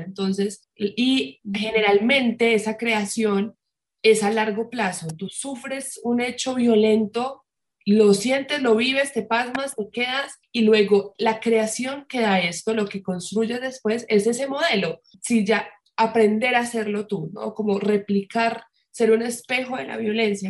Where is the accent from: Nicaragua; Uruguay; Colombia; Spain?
Colombia; Medellín, Antioquia; moved away; yo soy de Medellín